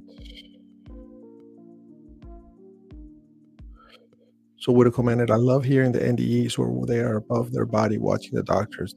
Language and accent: English; Chile; I was born in Chile.